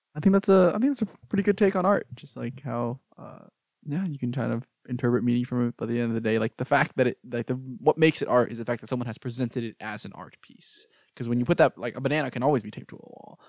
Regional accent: Houston, Texas, United States; now in Austin, United States; I'm from Houston, and we have the Museum of Fine Arts in Houston

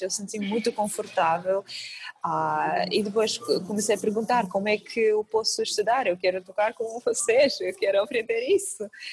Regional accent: Kazakhstan; Portuguese is a second language; moved away as an adult; now in Portugal; realmente sou de, do Cazaquistão, é uma terra super longe daqui

